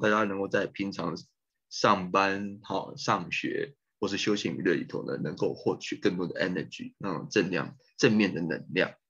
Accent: Taipei, Taiwan; moved away as an adult; also born or lived in United States / Melbourne, Australia / Finland / Turkey; 在一九七九年出生，在台北出生的，的台湾人

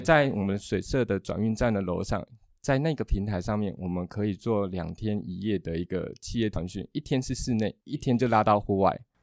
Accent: Yuchi, Nantou County, Taiwan; moved away; 我是在地人，我是嗯。返乡回来这边

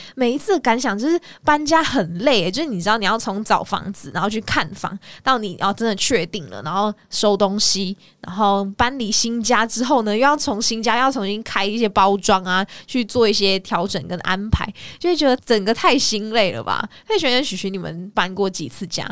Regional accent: Malaysia; moved away as an adult; now in Taiwan; 我是马来西亚人嘛，然后到台湾

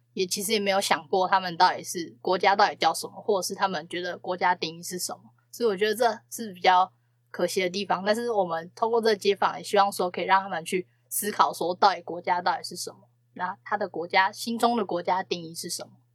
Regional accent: Hsinchu, Taiwan; 我们新竹那边有一个叫封城部屋的地方

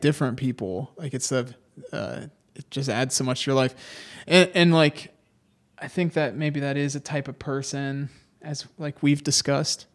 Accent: Ohio, United States; we are students from Ohio

